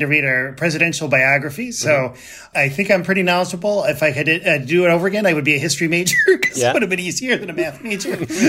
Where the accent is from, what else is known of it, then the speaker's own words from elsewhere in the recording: Detroit, Michigan, United States; moved away; I grew up in Detroit, humble brag.